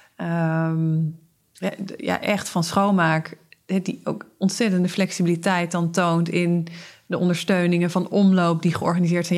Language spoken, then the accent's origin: Dutch; Zeeland, Netherlands; Ik ben opgegroeid in Zeeland